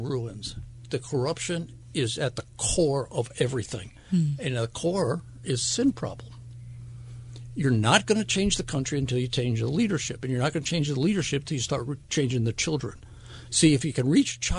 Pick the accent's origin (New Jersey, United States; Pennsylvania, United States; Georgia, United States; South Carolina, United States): New Jersey, United States; Wyckoff; moved away as an adult; also born or lived in Flemington, New Jersey / Asheville, North Carolina; I come off a dairy farm in the state of New Jersey. I grew up in Wyckoff